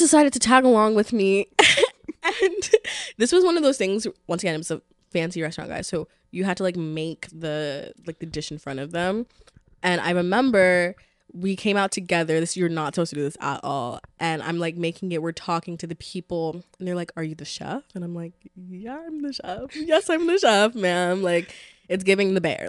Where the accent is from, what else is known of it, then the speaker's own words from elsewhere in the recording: New York City, New York, United States; I'm from the Bronx